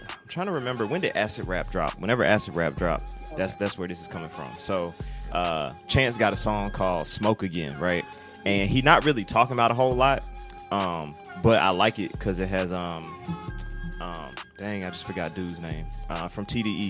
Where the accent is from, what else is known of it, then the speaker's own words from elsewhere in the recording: the South, United States; being from the South